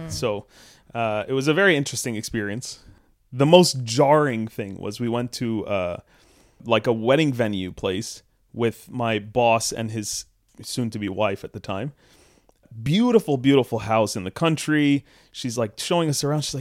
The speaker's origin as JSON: {"language": "English", "country": "Sudan", "also_born_or_lived": "Canada", "said": "I uh, obviously am from Canada ish. I'm from Sudan, but also Canadian."}